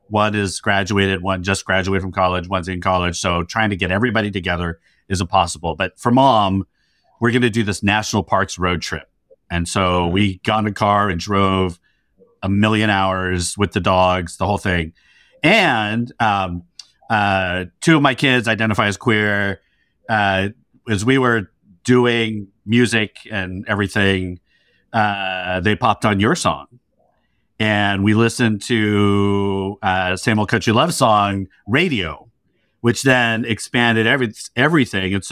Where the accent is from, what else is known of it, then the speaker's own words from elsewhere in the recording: New Jersey, United States; now in New York, United States; I'm from New Jersey.